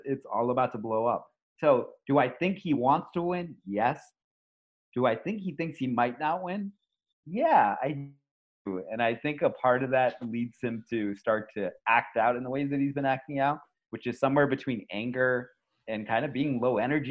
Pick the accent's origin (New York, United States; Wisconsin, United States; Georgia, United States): New York, United States; I know we're from New York